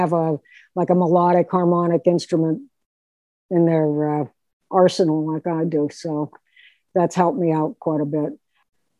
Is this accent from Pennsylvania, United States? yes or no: yes; Pittsburgh, Pennsylvania, United States; I'm a Pittsburgh girl, born and raised in Pittsburgh